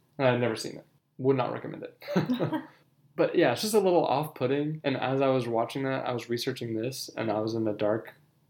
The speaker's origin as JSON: {"language": "English", "region": "Wisconsin", "country": "United States", "tie": "born or raised there", "said": "So, I grew up in Wisconsin."}